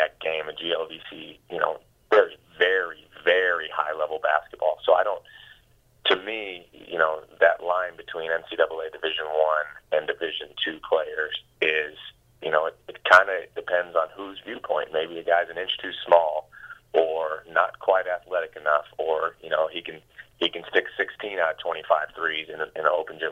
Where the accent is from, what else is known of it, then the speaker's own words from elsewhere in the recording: West Coast, United States; moved away; I grew up on the West Coast